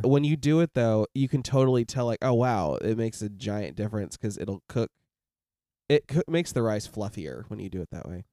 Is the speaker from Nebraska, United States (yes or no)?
yes; Nebraska, United States; moved away; I'm from Nebraska